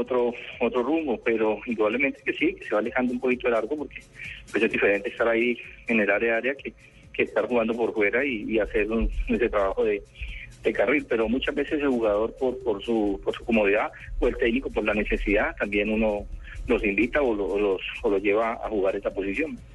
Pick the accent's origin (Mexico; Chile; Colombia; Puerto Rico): Colombia; nosotros como colombianos